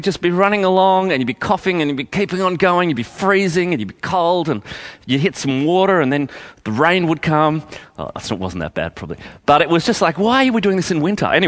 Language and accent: English; Canberra, Australian Capital Territory, Australia; I grew up in Canberra